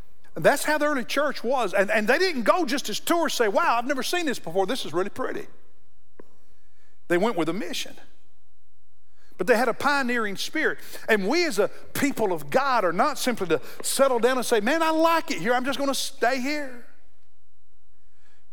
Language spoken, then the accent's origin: English; Kentucky, United States; now in South Carolina, United States; Growing up in Kentucky